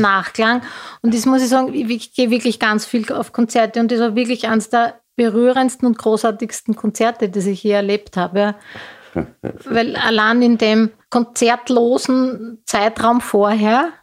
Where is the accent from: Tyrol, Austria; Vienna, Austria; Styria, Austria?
Styria, Austria; moved away; Ich komme ja ursprünglich aus der Steiermark